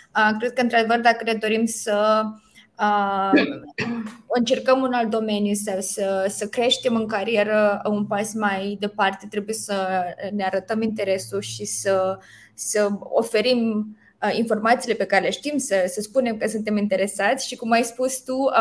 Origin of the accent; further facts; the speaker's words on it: Romania; culturii noastre ca români